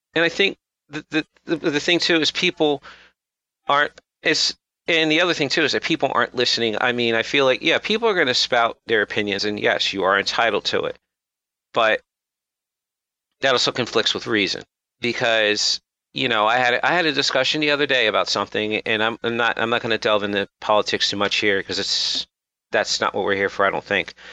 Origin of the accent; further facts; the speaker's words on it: United States; I'm American, I'm black